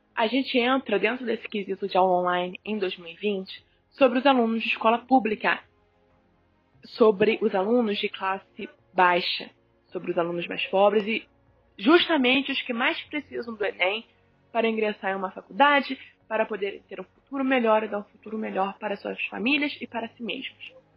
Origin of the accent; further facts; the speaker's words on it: Rio de Janeiro, Brazil; sou carioca